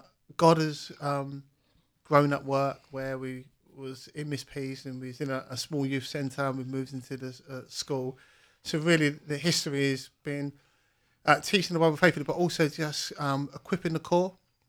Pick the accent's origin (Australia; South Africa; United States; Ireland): Australia; Cairns, Queensland; And growing up from a background, growing up in Cairns, seeing a brokenness in our community, having friends with free falling through the criminal justice system